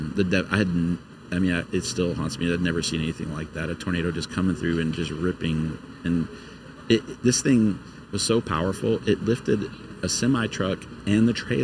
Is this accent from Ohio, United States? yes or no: no; Lake Charles, Louisiana, United States; Lake Charles is my hometown